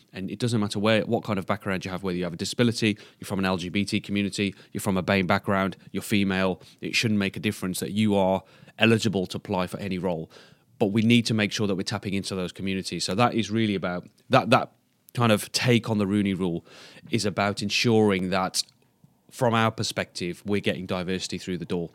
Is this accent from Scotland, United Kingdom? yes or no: no; Black Country, West Midlands, United Kingdom; also born or lived in Sandwell; I'm originally from the Black Country